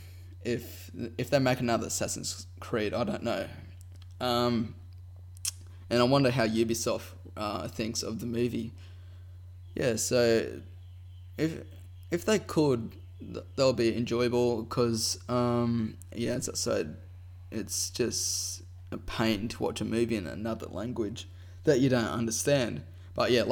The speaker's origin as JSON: {"language": "English", "country": "Australia", "said": "I'm Australian"}